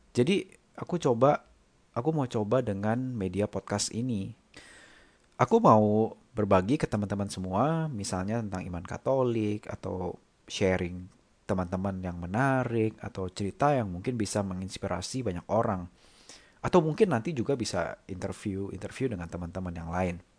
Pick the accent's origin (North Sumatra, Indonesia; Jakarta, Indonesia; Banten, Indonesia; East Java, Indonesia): Jakarta, Indonesia; also born or lived in Germany; now in Singapore; Aku lahir dan besar di Jakarta, tapi udah lama sih nggak tinggal di sana.